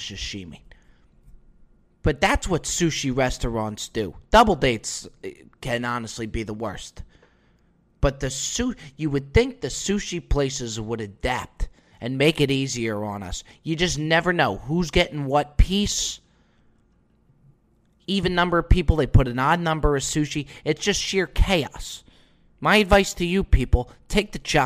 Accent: New Jersey, United States; I obviously was born in the United States, born and raised in New Jersey

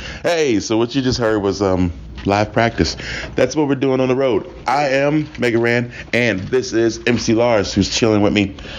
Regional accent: Philadelphia, Pennsylvania, United States

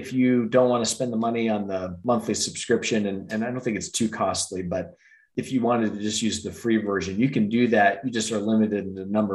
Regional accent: Denver, Colorado, United States; I'm a native of Denver, grew up in one of the suburbs there

